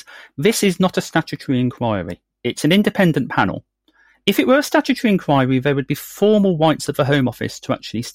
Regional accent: Birmingham, West Midlands, United Kingdom; I'm from Birmingham. I was brought up with the wonderful West Midlands Serious Crime Squad all around.

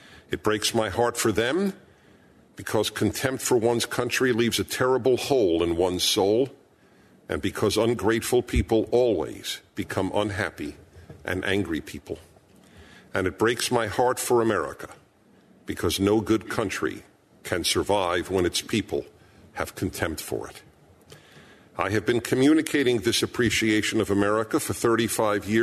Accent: New York City, New York, United States; I was born in Brooklyn, New York

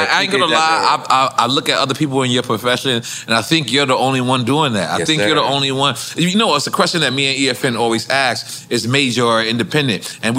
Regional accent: New York City, New York, United States; And I'm born and raised in New York City, so this is my peace of mind.

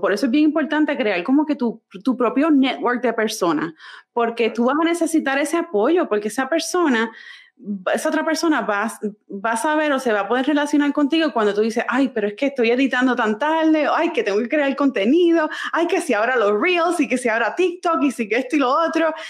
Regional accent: Puerto Rico; moved away as an adult; also born or lived in San Francisco; now in North Carolina, United States; toda mi vida yo nací, me crié en Puerto Rico

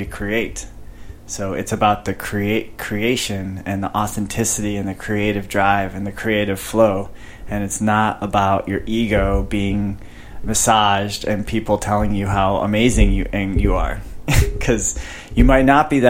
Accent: Chicago, Illinois, United States; moved away; growing up in Chicago, I would just walk around with a sweater, sweatshirt all year, all winter long

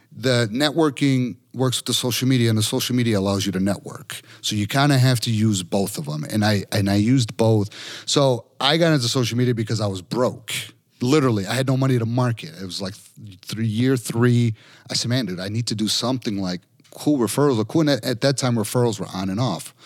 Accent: Chicago, Illinois, United States; I'm from Chicago

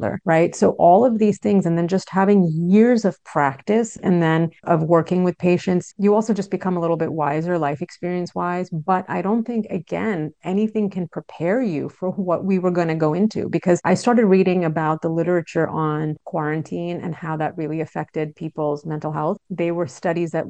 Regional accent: New York, United States; I grew up in New York

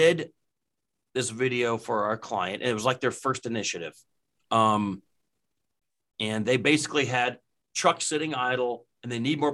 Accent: West Texas, United States; moved away as an adult; now in Kansas City, United States; I grew up in West Texas

